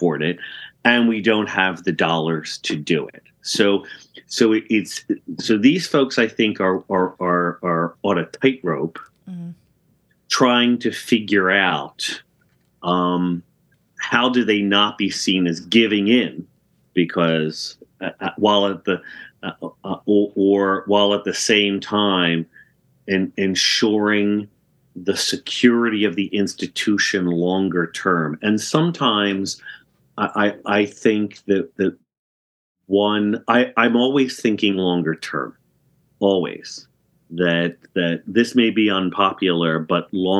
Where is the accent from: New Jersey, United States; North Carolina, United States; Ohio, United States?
New Jersey, United States; moved away; also born or lived in Connecticut; I grew up in South Jersey